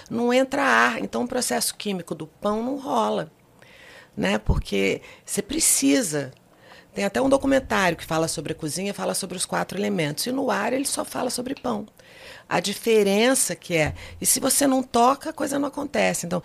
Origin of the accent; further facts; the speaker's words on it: Goiânia, Goiás, Brazil; born there; Eu nasci em Goiânia. Só de já nascer em Goiânia, que é uma cidade menor, que é uma cidade pequena.